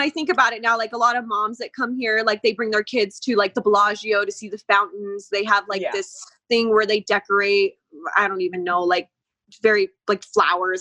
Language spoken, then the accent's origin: English; Las Vegas, Nevada, United States; I grew up here in Vegas.